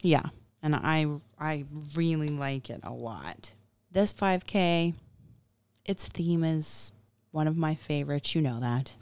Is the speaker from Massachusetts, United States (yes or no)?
no; Florida, United States; being in Florida for a large part of my childhood